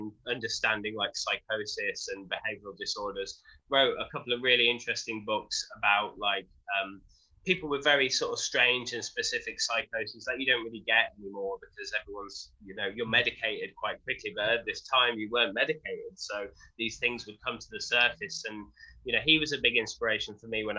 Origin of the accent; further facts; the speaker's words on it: Wolverhampton, West Midlands, United Kingdom; I was born in Wolverhampton, which is in the Midlands in the UK, just by Birmingham